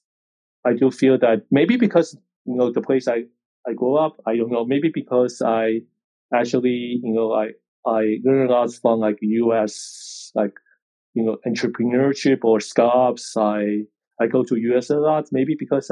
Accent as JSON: {"language": "English", "country": "Taiwan", "said": "I'm from Taiwan"}